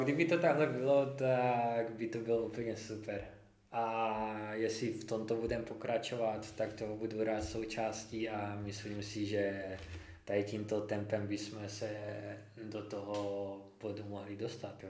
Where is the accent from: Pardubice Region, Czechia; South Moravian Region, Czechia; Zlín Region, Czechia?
South Moravian Region, Czechia; Znojmo; also born or lived in Brno; jsem ze Znojma, narodil jsem se ve Znojmě